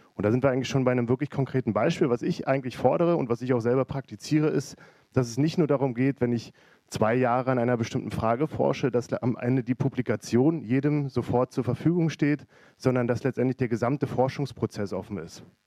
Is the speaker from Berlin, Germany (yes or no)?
yes; Berlin, Germany; now in Hamburg, Germany; ich bin eigentlich Berliner